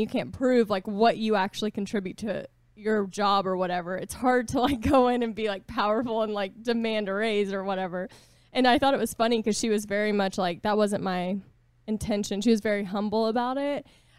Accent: Boston, Massachusetts, United States; I'm from Boston and I'm just kind of hard.

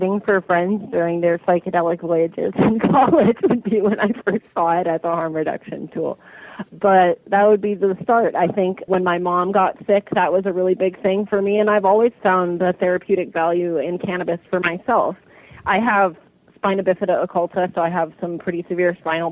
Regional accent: Berkeley, California, United States; also born or lived in Oakland / Los Angeles / Paris / New York; I grew up in Berkeley, and I went to high school in Oakland

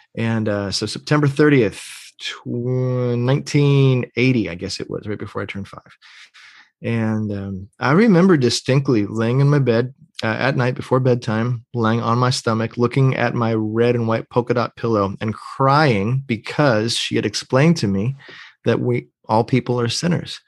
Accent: Pennsylvania, United States; moved away as an adult; also born or lived in North Georgia, United States / Atlanta, Georgia, United States; I grew up in Pennsylvania

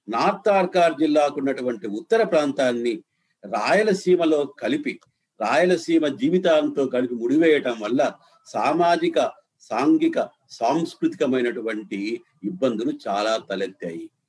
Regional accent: Chittoor district, Rayalaseema, Andhra Pradesh, India; born or raised there

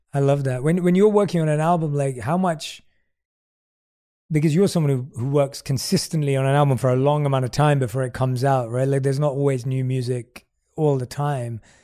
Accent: London, United Kingdom; moved away; I was born and raised in London

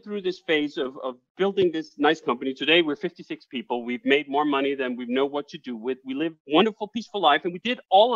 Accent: Copenhagen, Capital Region of Denmark, Denmark; moved away as an adult; now in United States; I'm Danish. I grew up 25 years in Copenhagen, Denmark

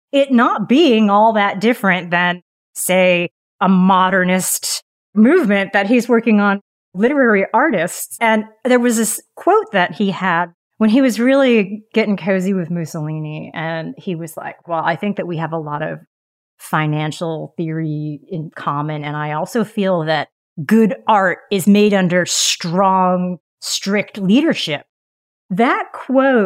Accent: New England, United States; when I was growing up in New England

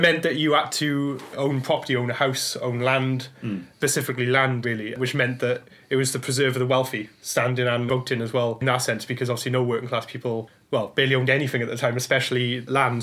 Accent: Blackwood, Wales, United Kingdom; growing up in Wales, I was fortunate to learn all about the Chartist struggle because it was taught as local history. So in my hometown of Blackwood

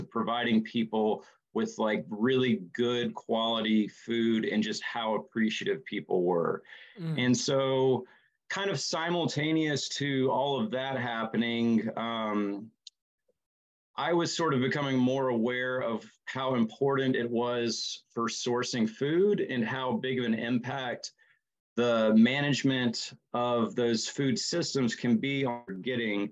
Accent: just outside of Charlotte, North Carolina, United States; moved away as an adult; also born or lived in Denver; now in Marion, United States; I grew up originally just outside of Charlotte in North Carolina

